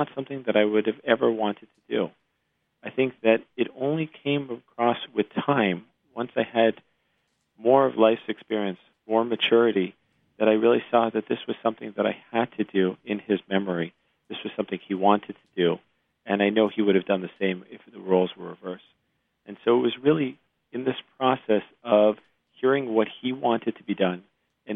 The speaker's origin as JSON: {"language": "English", "town": "Montreal", "region": "Quebec", "country": "Canada", "tie": "born or raised there", "moved": "as an adult", "lives_now": "United States", "said": "I grew up in Canada, my father's a gastroenterologist in Montreal, and having grown up in the Canadian system"}